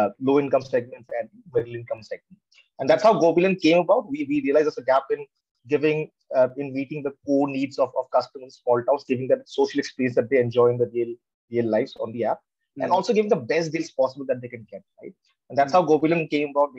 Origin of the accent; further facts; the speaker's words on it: Guwahati, Assam, India; I was born and brought up in Guwahati.